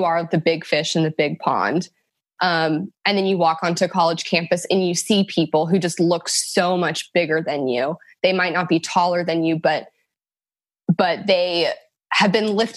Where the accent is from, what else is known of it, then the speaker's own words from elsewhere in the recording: Sacramento, California, United States; also born or lived in Elk Grove, California / Folsom, California / South Carolina; I was born and raised in Sacramento, California